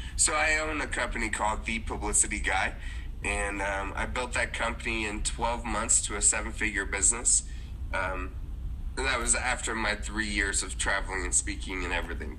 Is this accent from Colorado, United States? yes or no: no; Dallas-Fort Worth area, Texas, United States; I was raised in the Dallas-Fort Worth area of Texas.